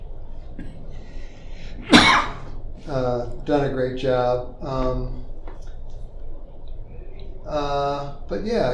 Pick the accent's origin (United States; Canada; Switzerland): United States; St. Charles County, Missouri; also born or lived in New Jersey; originally I was born in New Jersey, and my family moved from New Jersey to St. Charles County in 1972 when I was 9 years old.